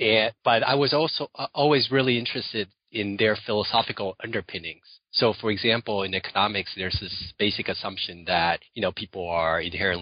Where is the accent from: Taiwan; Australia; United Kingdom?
Taiwan; So I was born in Taiwan